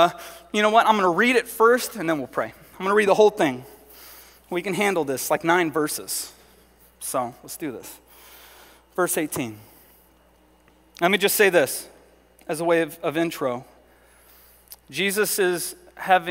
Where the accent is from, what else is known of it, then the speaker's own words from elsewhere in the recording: Southern California, United States; moved away; I grew up in Southern California